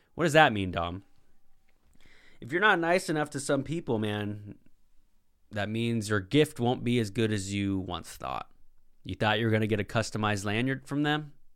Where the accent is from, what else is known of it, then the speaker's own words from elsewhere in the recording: Puget Sound, Washington, United States; I'm from the Puget Sound.